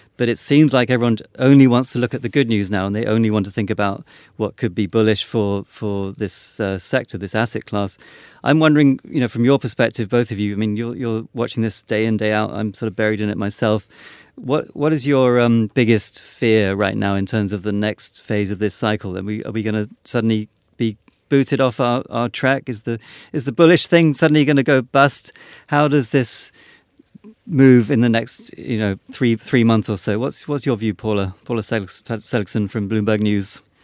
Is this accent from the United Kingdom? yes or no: yes; United Kingdom; being British